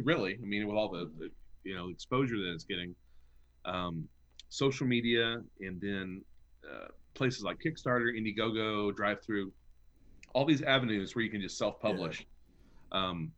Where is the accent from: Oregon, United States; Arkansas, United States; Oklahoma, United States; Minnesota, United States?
Arkansas, United States; we're from the same state.